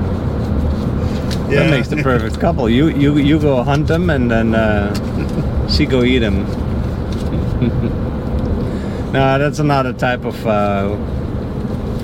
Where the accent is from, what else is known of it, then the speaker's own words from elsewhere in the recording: Netherlands; moved away; also born or lived in Haiti; I'm from the Netherlands